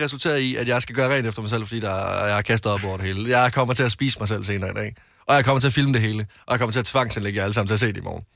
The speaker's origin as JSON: {"language": "Danish", "town": "Varde", "region": "Southern Denmark", "country": "Denmark", "said": "jeg havde en del kammerater hjemme i Varde"}